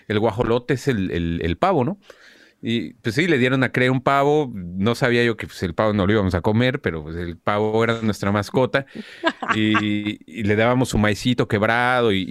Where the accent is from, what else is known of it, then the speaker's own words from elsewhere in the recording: Mexico City, Mexico; Me crié en, eh, sí, en la Ciudad de México.